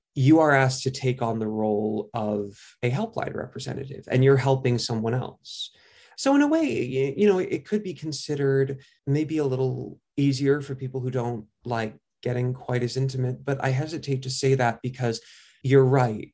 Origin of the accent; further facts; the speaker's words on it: New York, United States; I grew up in New York